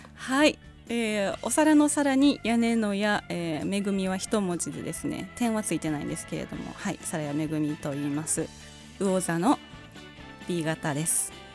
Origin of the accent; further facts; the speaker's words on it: Kansai, Japan; accent: Kansai dialect; 結構関西弁とかだりするのに、